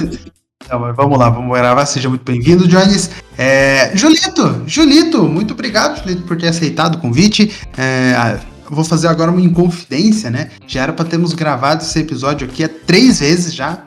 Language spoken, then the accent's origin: Portuguese; Tatuí, São Paulo, Brazil; moved away as an adult; now in Sorocaba, Brazil; eu sou de Tatuí, interior de São Paulo, vim para Sorocaba, morar no interior também de São Paulo